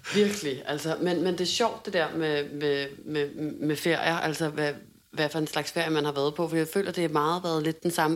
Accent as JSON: {"language": "Danish", "town": "Hundested", "region": "Capital Region of Denmark", "country": "Denmark", "tie": "born or raised there"}